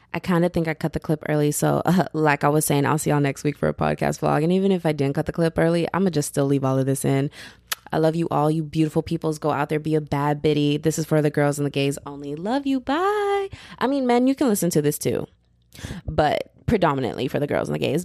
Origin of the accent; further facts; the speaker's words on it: Texas, United States; I'm from Texas. I'm a Texas girl